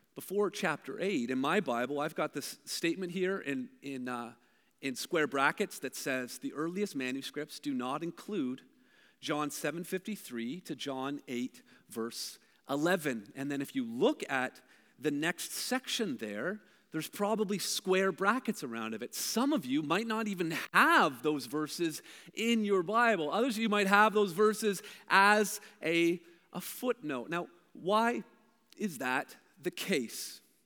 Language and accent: English; Brampton, Ontario, Canada; also born or lived in Hamilton, Ontario; I'm from Brampton. But the truth is, I was born in Hamilton